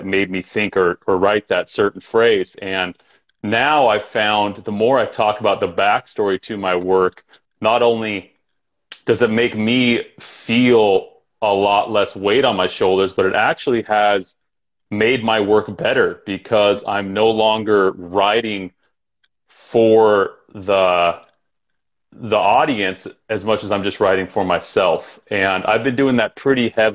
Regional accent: Utah, United States; moved away as an adult; also born or lived in Los Angeles / New York City; I grew up in Utah.

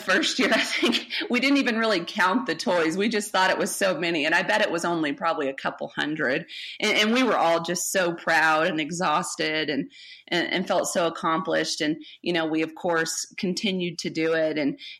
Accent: Colorado, United States; born there; also born or lived in Amarillo, United States; I was born in Colorado, but I went to 17 schools, kindergarten through 12th grade. And so I ended up in Amarillo my sophomore year, and I stayed here my sophomore, junior, and senior year.

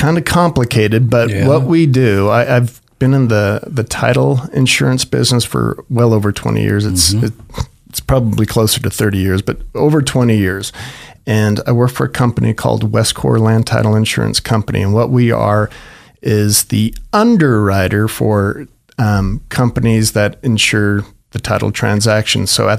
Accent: Boise, Idaho, United States; So, I grew up in Boise, Idaho, obviously. Obviously because I lived here and I went to St. Mary's Grade School, Bishop Kelly High School.

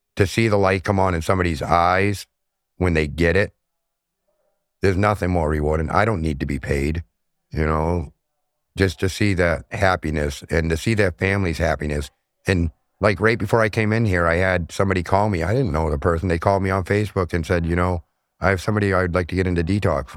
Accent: Portland, Maine, United States; now in Auburn, United States; I'm from Portland, Maine. I now live in Auburn, Maine.

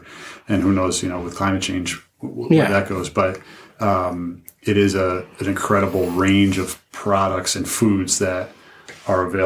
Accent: Longmeadow, Massachusetts, United States; also born or lived in Williamstown, Massachusetts / Berkshires, Massachusetts; I grew up outside of Springfield in Longmeadow

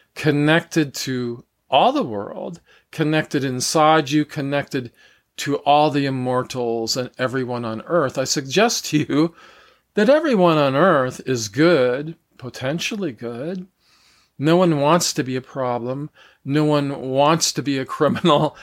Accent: United States; I'm from the United States, so I was raised in a Christian church

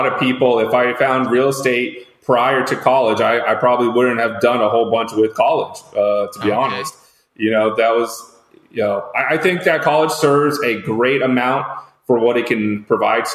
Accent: west of Fort Lauderdale, South Florida, United States; moved away as an adult; now in Orlando, United States; I grew up in the South Florida area, just west of Fort Lauderdale

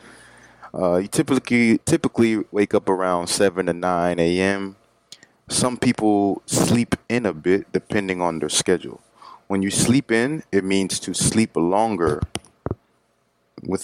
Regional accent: Florida, United States; growing up in Florida

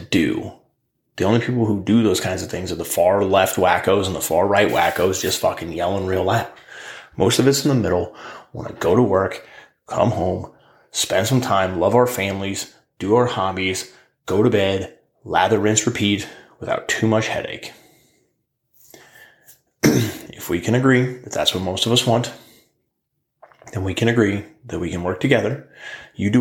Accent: United States; as the American people

